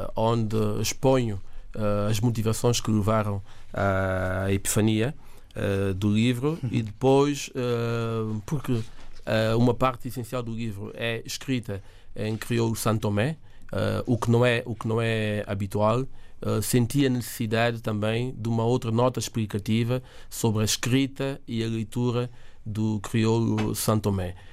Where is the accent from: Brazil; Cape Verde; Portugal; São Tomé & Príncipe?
São Tomé & Príncipe; first language Portuguese; nós, em São Tomé, a minha geração, muitos temos o português, aprendemos o português em casa